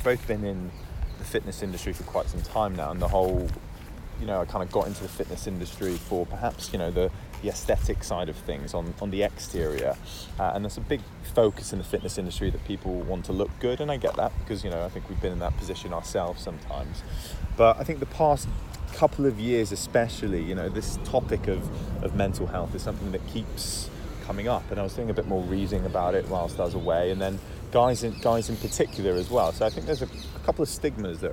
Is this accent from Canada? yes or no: no; Wales, United Kingdom; now in London, United Kingdom; we're both from Wales originally